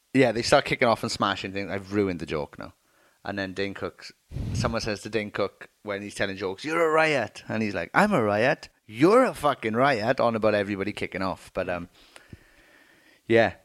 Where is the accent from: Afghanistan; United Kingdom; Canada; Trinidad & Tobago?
United Kingdom; Merthyr Tydfil, Wales; I'm from Merthyr Tydfil